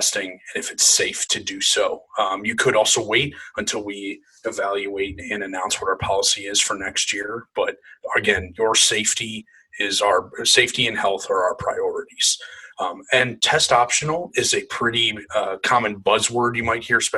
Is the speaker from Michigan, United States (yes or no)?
yes; Canton, Michigan, United States; moved away; I'm originally from Canton, Michigan